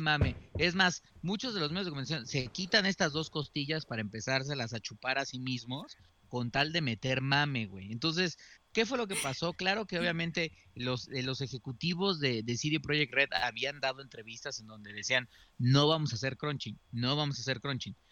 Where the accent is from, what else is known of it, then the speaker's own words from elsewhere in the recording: Mexico; siendo mexicano